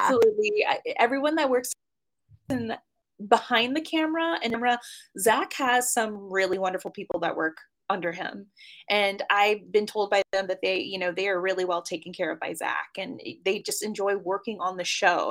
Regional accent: New Orleans, Louisiana, United States; now in Los Angeles, United States; growing up in New Orleans, you just knew it was a very spooky and very spiritual and unique town

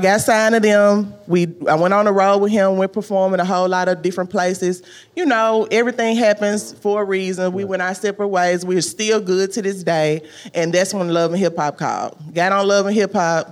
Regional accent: Memphis, Tennessee, United States; moved away; also born or lived in Miami; I'm from Memphis

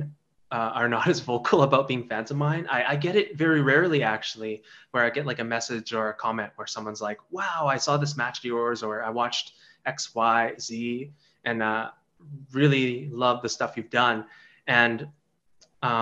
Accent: Canada; I was born in Canada, but my parents they're not just like immigrants, they're refugees. So the standard of the way I was growing up was very different from everybody around me

